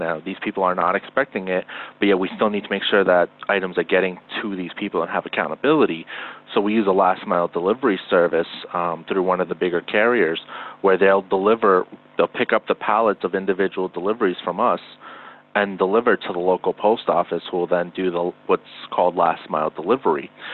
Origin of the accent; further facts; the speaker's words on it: Northeast, United States; we're both from the Northeast